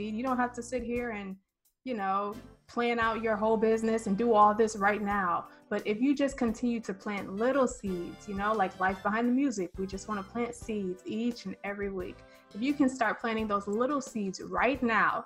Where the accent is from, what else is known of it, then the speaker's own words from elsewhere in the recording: Michigan, United States; moved away; I'm from Michigan